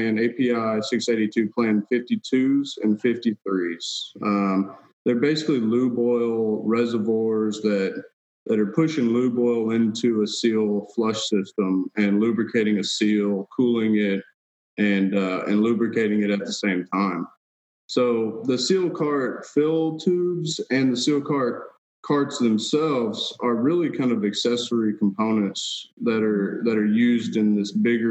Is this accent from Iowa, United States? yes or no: no; Texas, United States; also born or lived in Washington State; I was born and raised in Texas